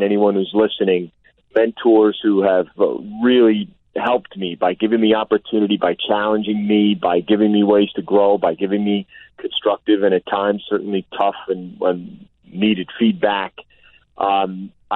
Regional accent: suburban New Jersey, United States; also born or lived in Brooklyn, New York; despite the fact that I was born in Brooklyn, how sheltered I think I was growing up in suburban New Jersey

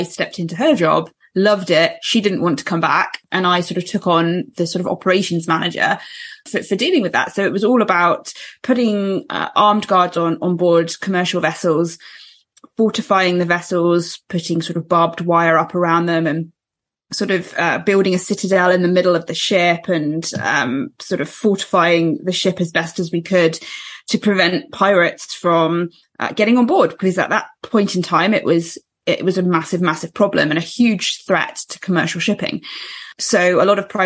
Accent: United Kingdom; as a British person

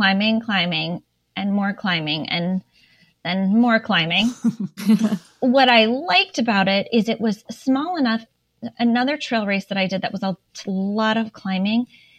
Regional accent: Indiana, United States; Laura, I am from Indiana.

